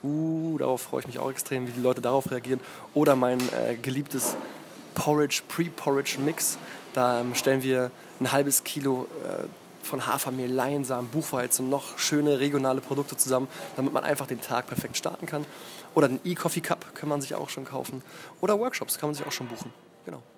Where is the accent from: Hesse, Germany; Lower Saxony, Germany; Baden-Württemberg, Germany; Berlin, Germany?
Berlin, Germany; Ich bin aus Berlin, in Berlin geboren